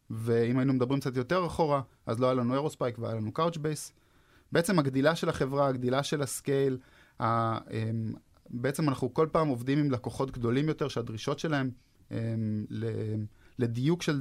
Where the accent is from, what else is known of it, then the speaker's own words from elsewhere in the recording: Haifa, Haifa District, Israel; הם אחד מהם בחיפה, שם גדלתי אגב